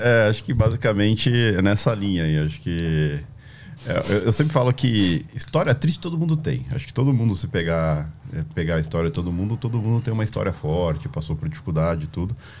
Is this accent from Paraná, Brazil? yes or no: no; Juiz de Fora, Minas Gerais, Brazil; moved away; also born or lived in São João del-Rei / Tietê; Eu sou nascido em São João Del Rei, né? E nasci meio que por engano lá. É, minha mãe é de Juiz de Fora, morava em Juiz de Fora, e foi passear lá, acabei nascendo em São João Del Rei, e depois ela voltou para Juiz de Fora